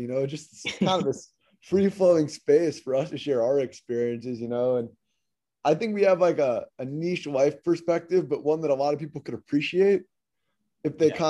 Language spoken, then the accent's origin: English; Syosset, New York, United States; I'm from Syosset, New York. I went to Northwestern University